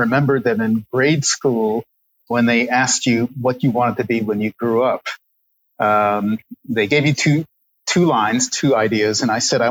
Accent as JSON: {"language": "English", "town": "New York City", "region": "New York", "country": "United States", "tie": "born or raised there", "said": "In the 1970s, I was growing up in New York City"}